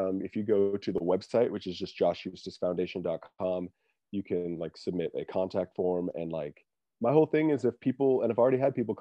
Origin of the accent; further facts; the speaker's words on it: Montana, United States; I'm also from Montana